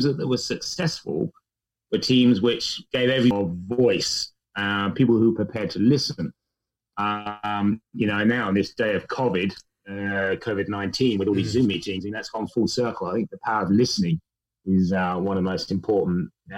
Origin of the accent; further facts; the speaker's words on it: England, United Kingdom; accent: English; moved away; hopefully you can detect enough of my English accent still left behind to prove that I'm what they call here a POM, or somebody who originally came from the UK